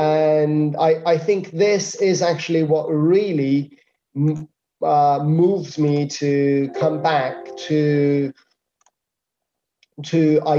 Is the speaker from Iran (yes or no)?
yes; Iran; moved away as an adult; now in Spain; I came from Iran, and in Iran I was doing consultancy. I wasn't doing anything else. So I thought, okay, I come to Spain and I do consultancy